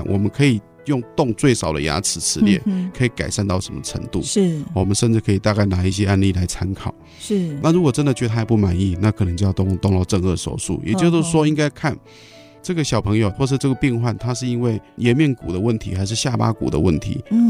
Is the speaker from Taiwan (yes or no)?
yes; Taiwan; 但是在我们台湾人、华人来讲，就是蛮高的。